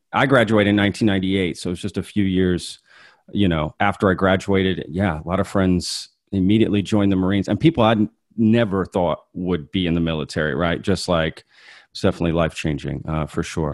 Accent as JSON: {"language": "English", "area": "Dallas-Fort Worth area", "region": "Texas", "country": "United States", "tie": "born or raised there", "said": "I wasn't born here, but I, you know, moved here six months old, so I consider it from the D F W area"}